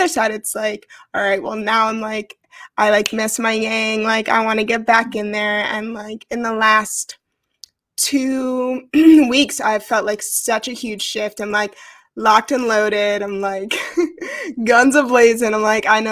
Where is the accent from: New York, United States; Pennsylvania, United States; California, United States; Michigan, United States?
New York, United States; moved away as an adult; I grew up in New York. I started my journey in New York City.